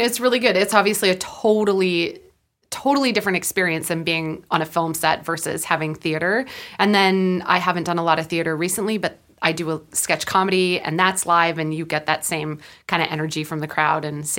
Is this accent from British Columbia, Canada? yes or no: yes; Prince George, British Columbia, Canada; For me, I started doing theater in where I grew up in Prince George, and I loved theater.